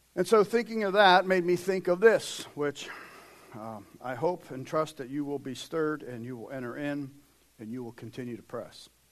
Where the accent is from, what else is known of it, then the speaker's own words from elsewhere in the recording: United States; we as American Christians